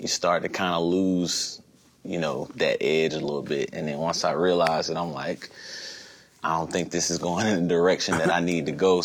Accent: Charlotte, North Carolina, United States; moved away as an adult; now in California, United States; I grew up in North Carolina

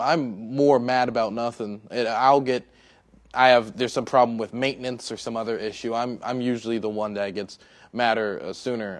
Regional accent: Prince George's County, Maryland, United States; I grew up in Prince George's County, Maryland

